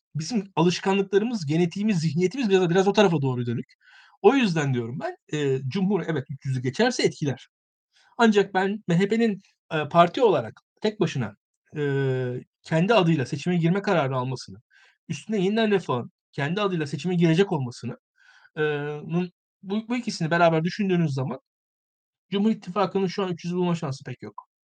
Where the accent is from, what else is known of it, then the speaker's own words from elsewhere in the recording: Turkey; biz Türkler olarak